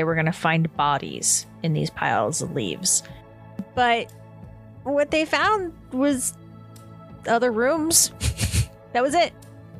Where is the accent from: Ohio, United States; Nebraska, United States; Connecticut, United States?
Ohio, United States; Mount Vernon; Yeah, the state of Mount Vernon, Ohio. Mount Vernon, Ohio.